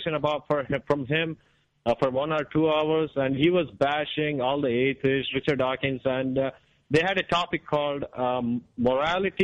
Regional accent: India; now in United States; in India, when I was growing up

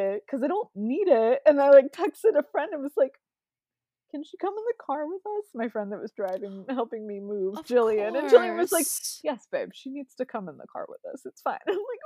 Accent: Ohio, United States; I grew up 45 minutes away.

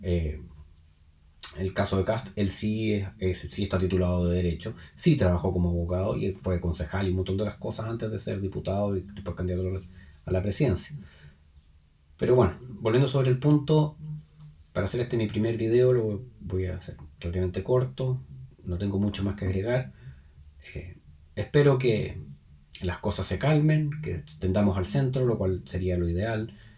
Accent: Chile; soy un chileno común y corriente

